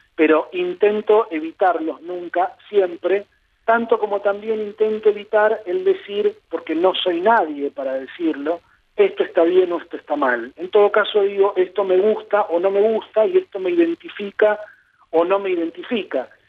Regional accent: Buenos Aires, Argentina; crié en el barrio de Palermo

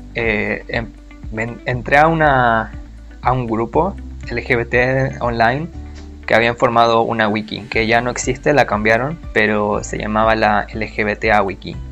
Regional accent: Santiago, Santiago Metropolitan Region, Chile; soy de Santiago de Chile.

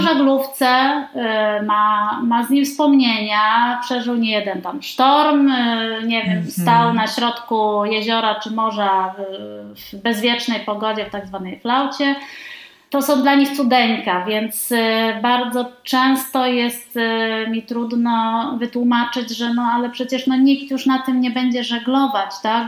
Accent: Poznań, Greater Poland, Poland; Ja jestem z Poznania, tutaj, że tak powiem, mam swoje rodzinne korzenie

